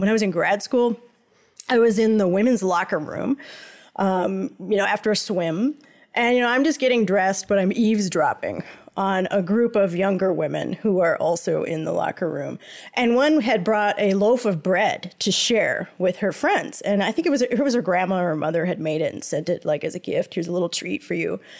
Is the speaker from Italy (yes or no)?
no; United States; moved away as an adult; now in Montreal, Canada; I grew up in the United States